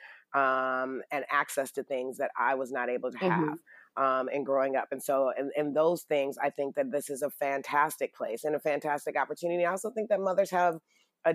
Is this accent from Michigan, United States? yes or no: yes; Detroit, Michigan, United States; I'm from Detroit